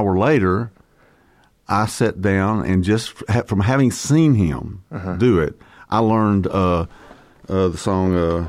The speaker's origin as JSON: {"language": "English", "town": "Fort Payne", "region": "Alabama", "country": "United States", "tie": "born or raised there", "said": "Fort Payne, Alabama."}